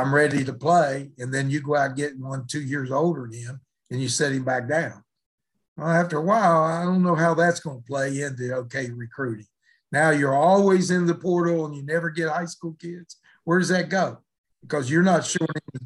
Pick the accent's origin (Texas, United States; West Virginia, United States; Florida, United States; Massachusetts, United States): West Virginia, United States; Mullins; growing up in West Virginia, I wouldn't trade it for the world